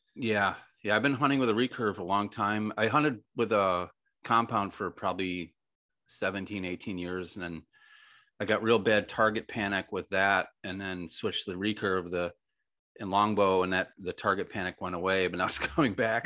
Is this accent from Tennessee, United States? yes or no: no; Western New York, United States; moved away; also born or lived in Michigan / Florida; I grew up trout fishing in Western New York and Michigan